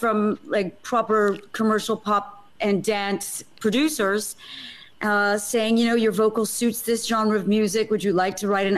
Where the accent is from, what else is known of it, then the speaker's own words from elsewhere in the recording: Montreal, Quebec, Canada; moved away as an adult; also born or lived in New York, United States; now in London, United Kingdom; I was born in Canada, moved to New York, lived there for about 11 years, and then came to London over 20 years ago now